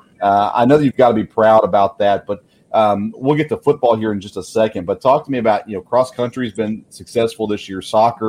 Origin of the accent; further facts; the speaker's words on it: Murfreesboro, Tennessee, United States; moved away; I grew up in Murfreesboro, Tennessee, just down the road from Middle Tennessee State.